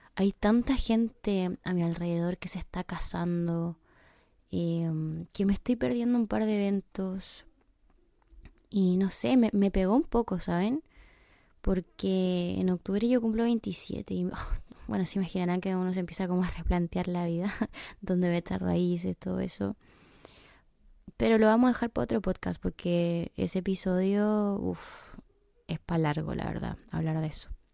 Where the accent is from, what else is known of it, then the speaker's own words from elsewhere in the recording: Chile; moved away as an adult; also born or lived in England; now in United Kingdom; Soy chilena, tengo 26 años y en exactamente dos días más voy a estar cumpliendo 7 meses de haber estado viviendo en Inglaterra.